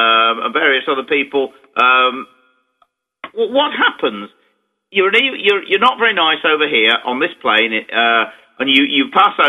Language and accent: English; England, United Kingdom